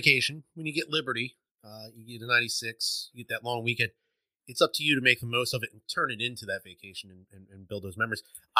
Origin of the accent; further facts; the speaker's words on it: Pennsylvania, United States; I'm from Pennsylvania.